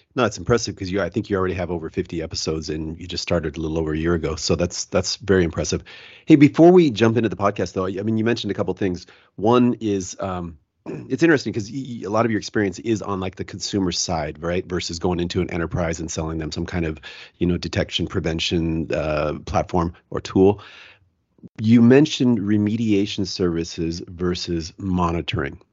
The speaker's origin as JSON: {"language": "English", "town": "Seattle", "region": "Washington", "country": "United States", "also_born_or_lived": "Salt Lake City", "said": "I'm actually from Seattle, which is nice and cool, but I'm down in, uh, Salt Lake City right now"}